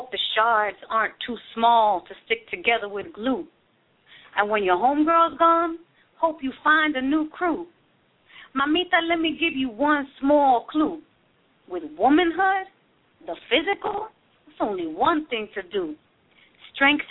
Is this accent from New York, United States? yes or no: yes; New York City, New York, United States; also born or lived in San Francisco; now in Oakland, United States; I'm from New York City originally